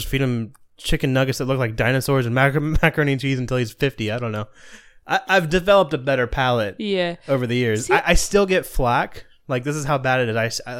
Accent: Florida, United States; I grew up in Florida, yeah.

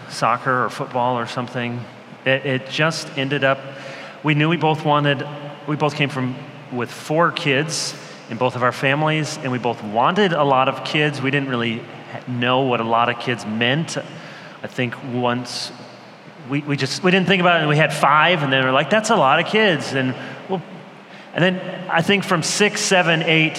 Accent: Michigan, United States; moved away as an adult; also born or lived in Chicago, Illinois; now in North Carolina, United States; I was born in Chicago, but I spent almost all my life in Michigan.

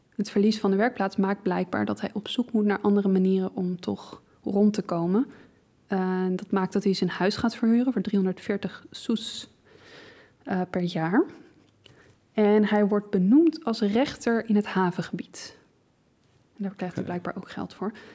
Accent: Leiden, South Holland, Netherlands; als Leidse

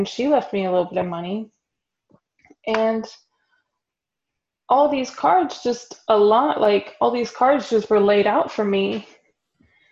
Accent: Texas, United States; moved away as an adult; also born or lived in Florida; now in Germany; I was from Texas.

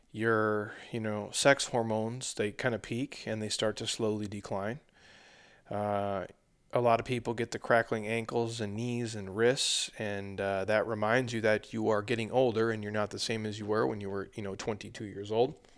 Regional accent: Minnesota, United States; moved away; I'm from the middle, I'm from Minnesota originally.

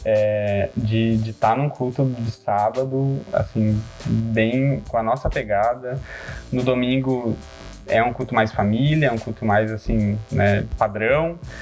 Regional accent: Gravataí, Rio Grande do Sul, Brazil; só aqui da cidade de Gravataí, é uns 20 minutinhos de Porto Alegre

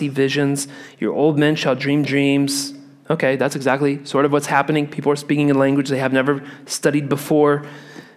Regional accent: Midwest, United States; I grew up in the Midwest where we had real thunderstorms

